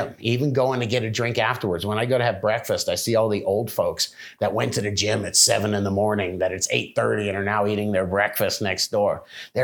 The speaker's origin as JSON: {"language": "English", "region": "South Florida", "country": "United States", "tie": "born or raised there", "moved": "yes", "said": "I grew up in South Florida in the 80s"}